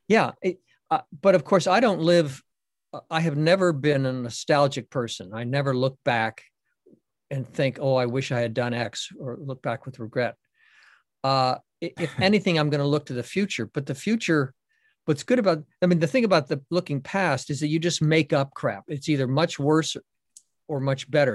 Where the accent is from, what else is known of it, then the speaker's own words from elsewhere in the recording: Boston, Massachusetts, United States; I'm from Boston and a Red Sox fan